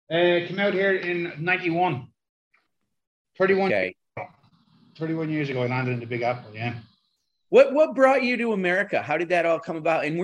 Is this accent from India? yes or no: no; Dublin, Leinster, Ireland; moved away as an adult; now in New York, United States; I'm from the south. I'm from Dublin.